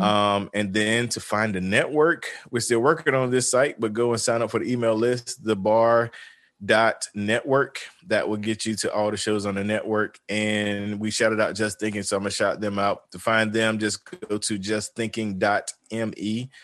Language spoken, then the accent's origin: English; the South, United States; I'm from the South